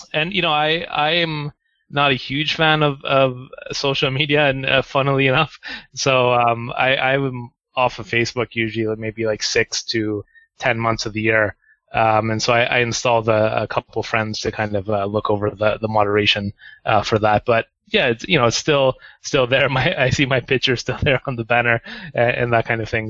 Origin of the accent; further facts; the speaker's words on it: Canada; moved away as an adult; now in Japan; I'm from Canada